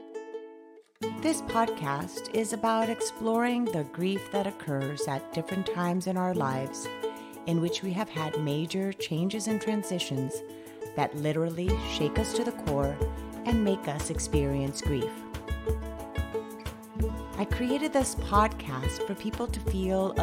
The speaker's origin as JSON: {"language": "English", "country": "Colombia", "moved": "yes", "lives_now": "United States", "said": "both my husband and I are both Colombian"}